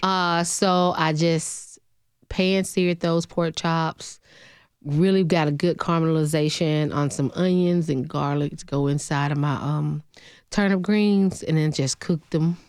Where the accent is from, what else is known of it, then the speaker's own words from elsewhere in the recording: Alabama, United States; now in Nashville, United States; Originally from a small town in Alabama, six hundred and eighty-three people